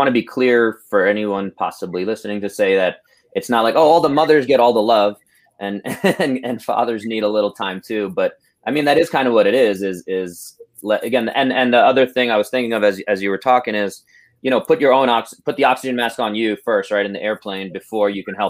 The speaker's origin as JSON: {"language": "English", "town": "New York City", "region": "New York", "country": "United States", "tie": "born or raised there", "said": "I grew up in Brooklyn"}